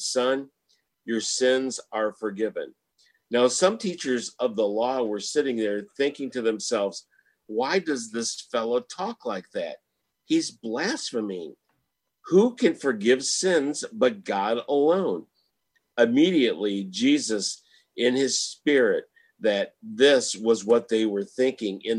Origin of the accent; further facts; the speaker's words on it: Michigan, United States; now in Houston, United States; Well, I'm from Michigan